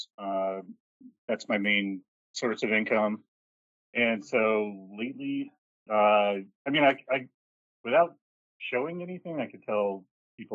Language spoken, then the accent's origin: English; Milwaukee, Wisconsin, United States; also born or lived in New York City; now in Columbus, United States; I grew up in Milwaukee, Wisconsin